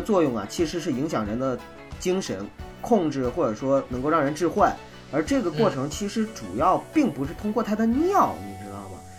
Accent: Northeast China, China; 权的，因为我是东北人。

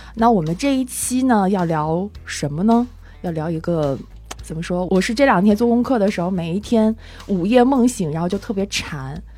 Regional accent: Northeast China, China; moved away; also born or lived in Jinzhou; 应该知道我是东北人

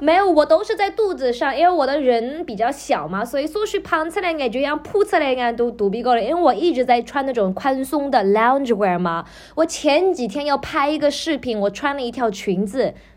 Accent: China; 我们中国人的传统

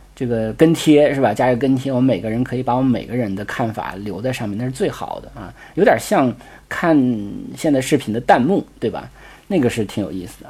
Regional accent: China; 我们中国人的考试考惯了嘛

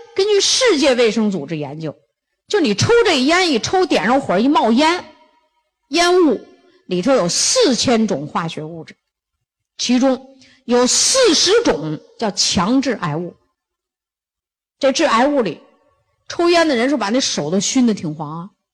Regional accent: China; 我们中国人

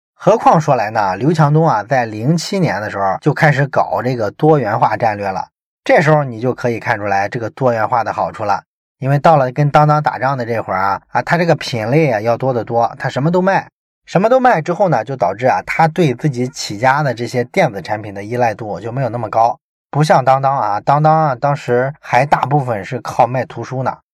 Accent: Shandong, China; 我们山东人

